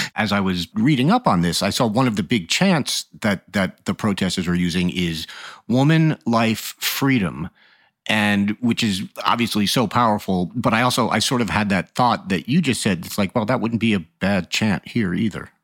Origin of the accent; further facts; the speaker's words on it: United States; As an American